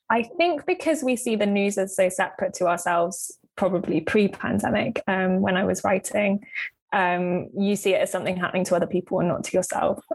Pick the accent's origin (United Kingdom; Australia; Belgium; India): United Kingdom; Cornwall, the Lizard, South West England; moved away; I spent yeah a, large part of my growing up in Cornwall um, on the Lizard